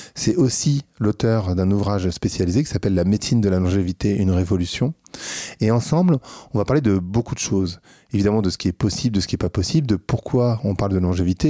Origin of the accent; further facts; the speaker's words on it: France; en tant que Français